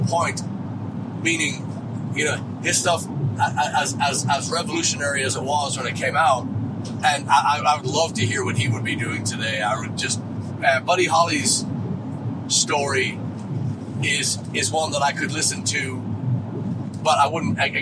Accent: Dublin, Leinster, Ireland; now in Texas, United States; we heard all the rumors growing up in Dublin

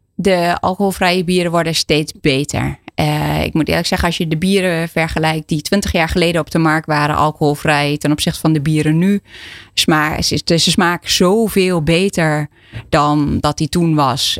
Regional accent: Enschede, Overijssel, Netherlands; ik ben al geboren en getogen in Enschede

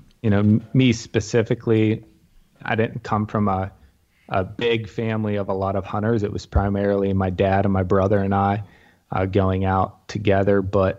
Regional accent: Punxsutawney, Pennsylvania, United States; I'm from Western Pennsylvania, specifically Punxsutawney, Pennsylvania. It's the home of the groundhog, unfortunately, but that's what puts us on the map, I guess. Born and raised here, lived here all my life.

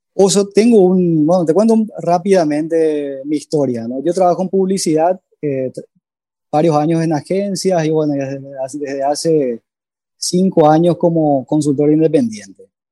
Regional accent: Asunción, Paraguay; De Asunción, Paraguay

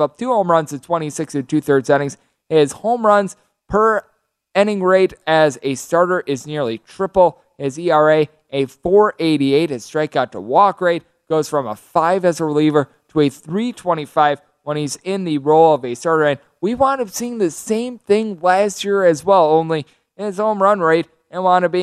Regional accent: Wisconsin, United States; my home state Milwaukee Brewers

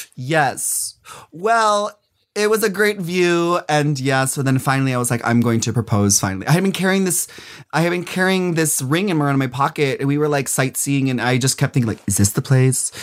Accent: Minnesota, United States; moved away; also born or lived in New York City; I'm from, I'm from Minnesota, so my very first time ever being in drag and performing was in Minneapolis

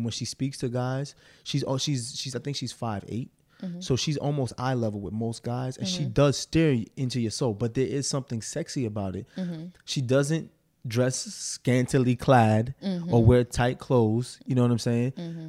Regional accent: Arkansas, United States; What's up, Mar? And I'm from Arkansas.

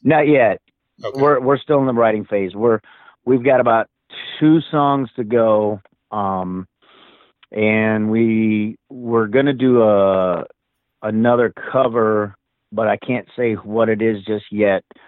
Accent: Springfield, Missouri, United States; moved away; I'm from Springfield originally

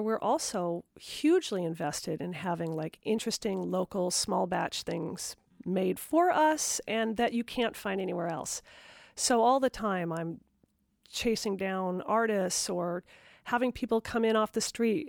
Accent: Portland, Oregon, United States; also born or lived in Seattle / Los Angeles / New York; now in Rhode Island, United States; I'm from Portland, Oregon, which was a, certainly a burgeoning artistic city. Um, I lived in Seattle after that. I lived in LA after that. And then I settled in New York for several years.

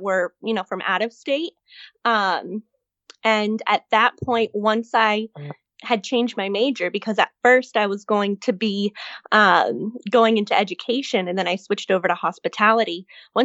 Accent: Miami, Florida, United States; I grew up in South Florida

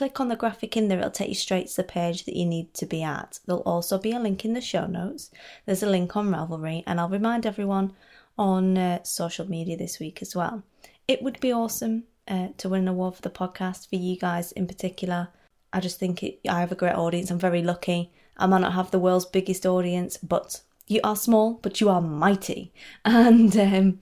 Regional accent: United Kingdom; I'm British.

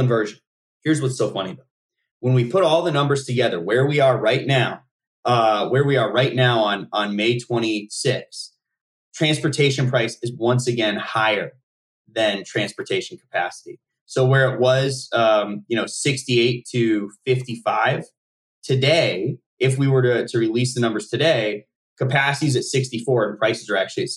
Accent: Nevada, United States; where I grew up in Nevada

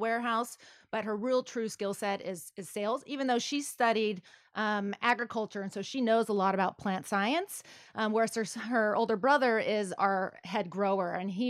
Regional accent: Westlake Village, California, United States; born or raised there; also born or lived in Carpinteria, California / Santa Barbara, California / Australia

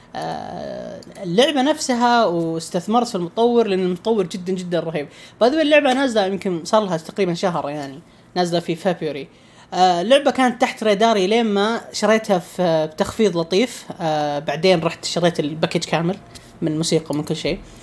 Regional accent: Saudi Arabia; عندنا في السعوديه

